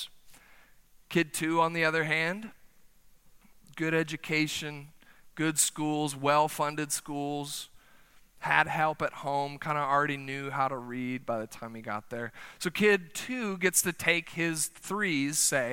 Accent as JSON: {"language": "English", "country": "United States", "said": "as American Christians"}